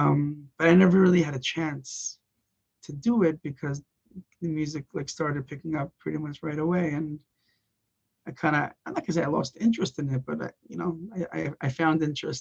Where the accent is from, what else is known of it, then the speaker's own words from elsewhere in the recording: Los Angeles, California, United States; also born or lived in Israel; when I grew up half in Israel, half in America, but I did my high school years in Los Angeles